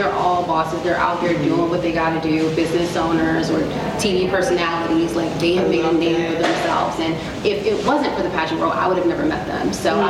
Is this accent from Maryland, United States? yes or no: yes; Baltimore, Maryland, United States; Baltimore made me tough, right? Like, this is a very rough city.